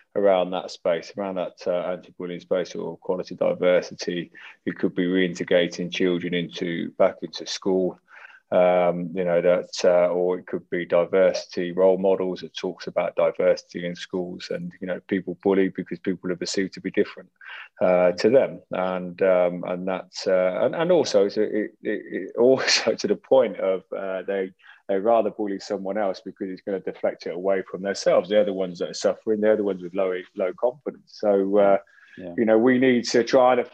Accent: Northampton, East Midlands, United Kingdom; growing up in Northampton

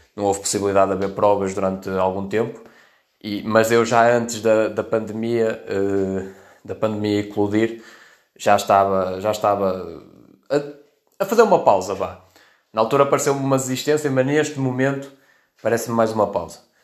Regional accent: Vila Nova de Famalicão, Norte, Portugal; also born or lived in Melgaço; tenho 23 anos e sou de Vila Nova de Famalicão

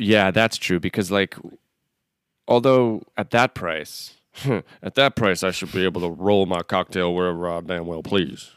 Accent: Northeast, United States; moved away; I'm from the Northeast originally

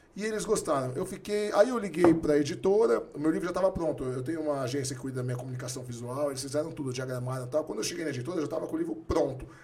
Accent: São Paulo, Brazil; also born or lived in Santos; A gente foi criado até 10, 12 anos no Bexiga, fomos embora para Santos

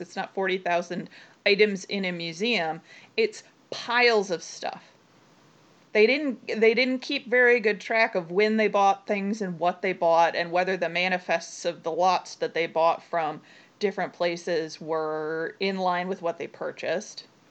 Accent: United States; I'm American

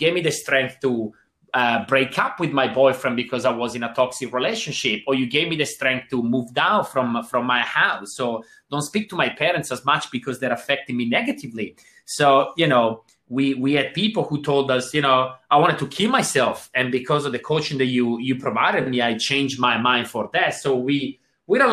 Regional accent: Switzerland; now in Australia; And I got a little bit of an accent here. I'm originally from Switzerland

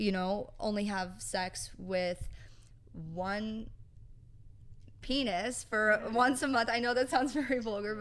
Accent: Utah, United States; also born or lived in California / Salt Lake City, Utah; I'm from Utah, born in California, but raised here pretty much the whole time. And yeah, grew up mostly in Utah County

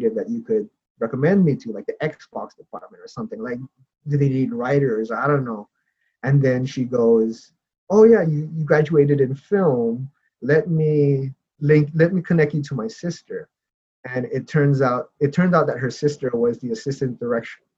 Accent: Hawaii, United States; moved away as an adult; also born or lived in Seattle; now in Los Angeles, United States; growing up in Hawaii, you definitely, like, the arts is definitely not encouraged

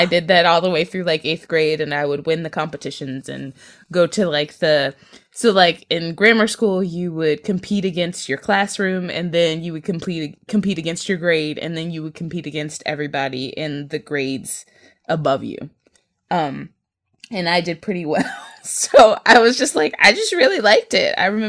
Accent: Chicago, Illinois, United States; and I'm from Chicago

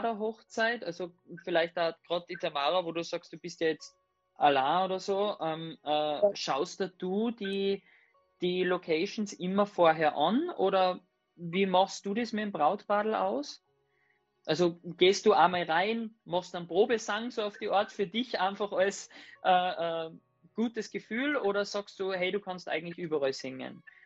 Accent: Salzburg, Austria; eine Panzerhalle bei uns in Salzburg

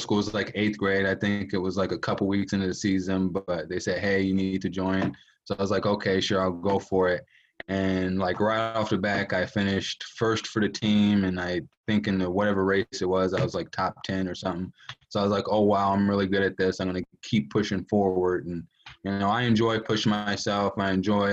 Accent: Three Rivers, Michigan, United States; I grew up in Three Rivers, Michigan

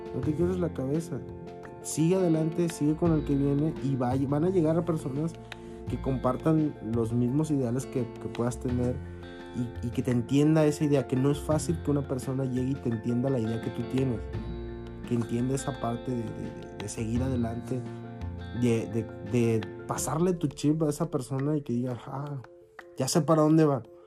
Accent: Mexico; como mexicanos

